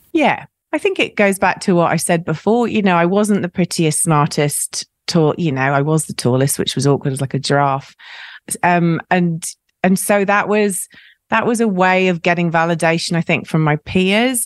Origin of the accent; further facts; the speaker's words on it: South Wales, United Kingdom; moved away; I grew up in South Wales